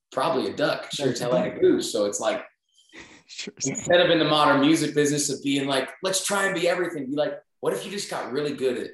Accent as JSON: {"language": "English", "region": "Northern Illinois", "country": "United States", "tie": "born or raised there", "moved": "as an adult", "lives_now": "Nashville, United States", "said": "I grew up in Northern Illinois."}